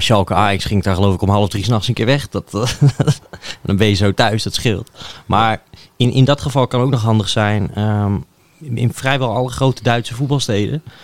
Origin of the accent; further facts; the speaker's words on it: Netherlands; als Nederlander